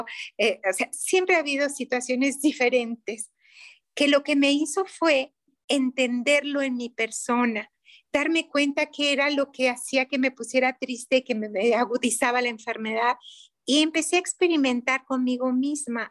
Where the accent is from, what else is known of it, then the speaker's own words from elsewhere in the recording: Mexico; soy mexicana